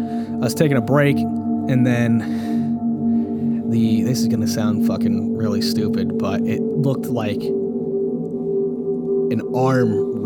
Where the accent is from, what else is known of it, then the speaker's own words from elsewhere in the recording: New York, United States; we're from New York